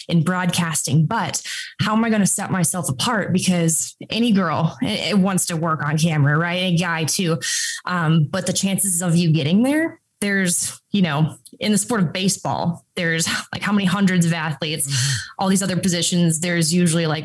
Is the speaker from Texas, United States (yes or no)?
no; Minnesota, United States; I grew up in Minnesota, like 15 minutes from ERX.